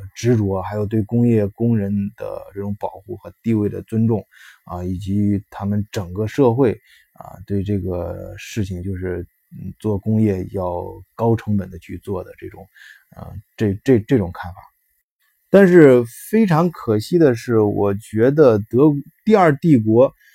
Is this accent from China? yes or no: yes; China; now in Germany; 我们中国人的什么，在这边儿阶层不错的是，孩子上一些，呃，私立学校